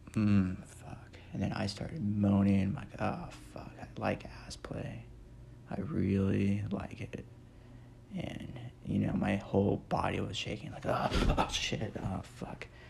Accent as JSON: {"language": "English", "region": "Nebraska", "country": "United States", "said": "I'm from Nebraska. Well, still live there"}